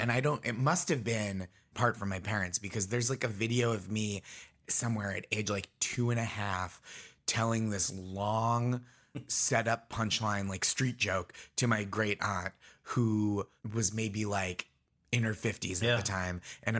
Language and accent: English; Stoneham, Massachusetts, United States; So I grew up in Stoneham, Massachusetts, which is Nancy Kerrigan's hometown.